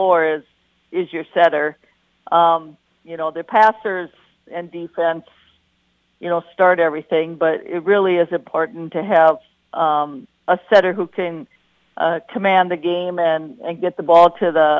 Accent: Wadena, Minnesota, United States; I was born in Wadena. I grew up in Wadena. I graduated from Wadena

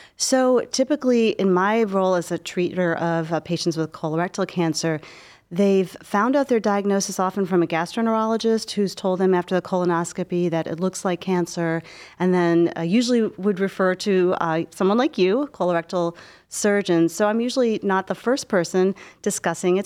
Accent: Cleveland, Ohio, United States; moved away as an adult; also born or lived in Philadelphia / Baltimore; I grew up in Cleveland.

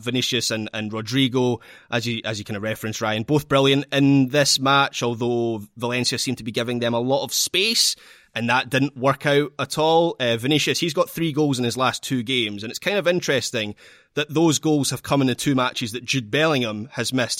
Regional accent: Scotland, United Kingdom; as a Scot

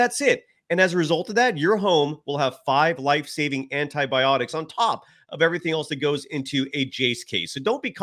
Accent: Bay Area, California, United States; I grew up in the Bay Area

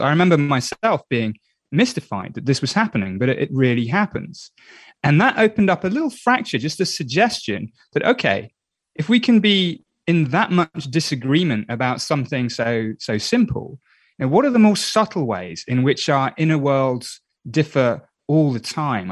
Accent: England, United Kingdom; I'm English.

